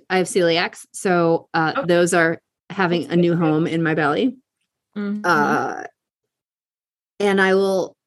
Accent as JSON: {"language": "English", "town": "Buffalo", "region": "New York", "country": "United States", "tie": "born or raised there", "moved": "yes", "said": "I grew up in Buffalo"}